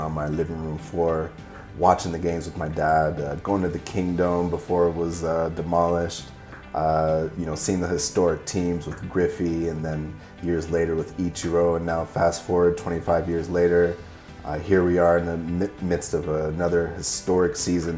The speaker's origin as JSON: {"language": "English", "town": "Seattle", "region": "Washington", "country": "United States", "tie": "born or raised there", "said": "growing up in Seattle"}